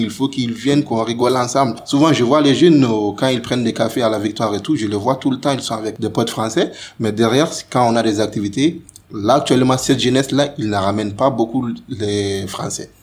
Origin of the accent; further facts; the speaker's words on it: Mali; moved away as an adult; now in France; quand on a quitté le Mali